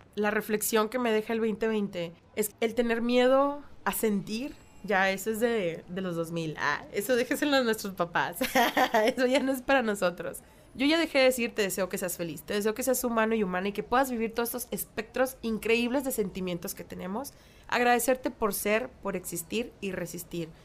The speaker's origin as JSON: {"language": "Spanish", "country": "Mexico", "said": "las dos estamos viviendo, y somos mexicanas"}